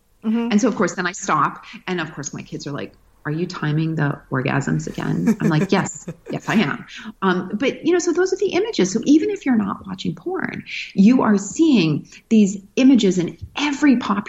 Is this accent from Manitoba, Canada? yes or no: yes; Manitoba, Canada